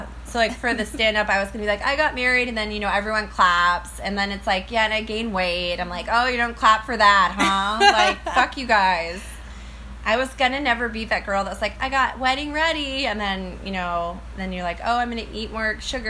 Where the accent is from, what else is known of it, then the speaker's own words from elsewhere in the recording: United States; I'm like American.